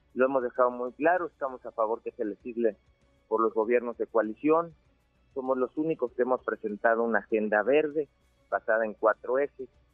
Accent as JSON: {"language": "Spanish", "region": "Chiapas", "country": "Mexico"}